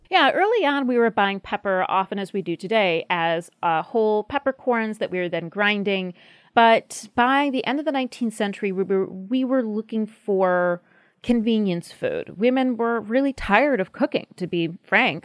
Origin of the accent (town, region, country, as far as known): United States